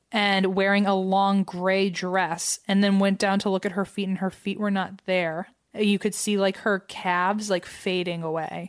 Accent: United States; as an American

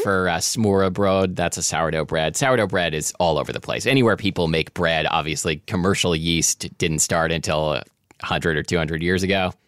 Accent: Portland, Oregon, United States; when I was a kid growing up in Portland, Oregon

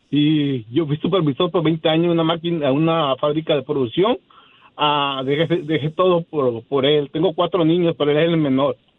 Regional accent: Acapulco, Guerrero, Mexico; born or raised there; moved away as an adult; now in Covina, United States

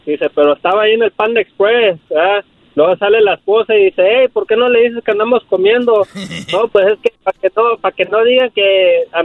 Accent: Cuernavaca, Morelos, Mexico; now in California, United States; yo soy Morelos.

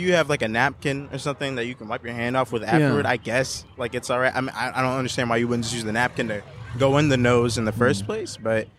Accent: Georgia, United States; because I'm from Georgia.

